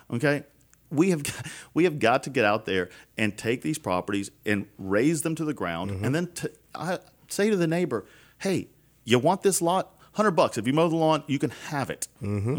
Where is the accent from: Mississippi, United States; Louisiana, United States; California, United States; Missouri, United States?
Louisiana, United States; Baton Rouge; I'm from South Baton Rouge. I was right. born and raised here